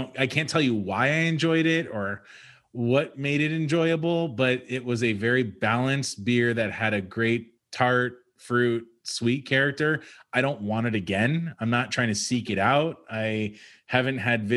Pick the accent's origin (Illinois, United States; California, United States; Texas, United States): California, United States; Los Angeles; I was born and raised in the West Valley